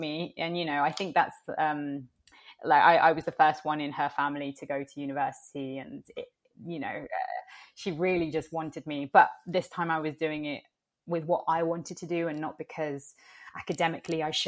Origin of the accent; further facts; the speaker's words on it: London, United Kingdom; also born or lived in Italy; growing up in the UK, there is not a lot of representation for, I guess, well, Indigenous peoples. There is a small Latinx community here in London, and I grew up in the Latinx community